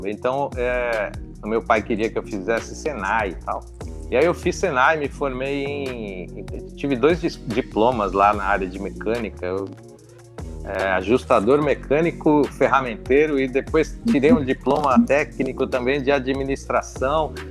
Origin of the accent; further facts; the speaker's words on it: Mauá, São Paulo, Brazil; now in Santo André, Brazil; eu sou da região do ABC, né? Eu fui criado na cidade de Mauá e, de, e hoje eu moro na, em Santo André.